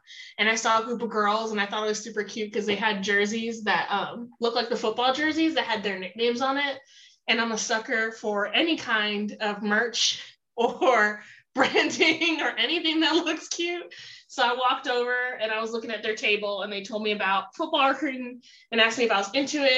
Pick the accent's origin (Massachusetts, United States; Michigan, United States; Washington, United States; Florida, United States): Florida, United States; Miami; moved away as an adult; also born or lived in Fort Lauderdale, Florida; now in New Mexico, United States; I'm originally from South Florida. Born in Miami, stayed there for a while, and then moved to the Fort Lauderdale area after.